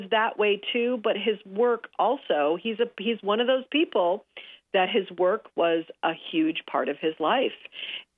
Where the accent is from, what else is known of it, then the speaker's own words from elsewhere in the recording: Los Angeles, California, United States; I grew up here in Los Angeles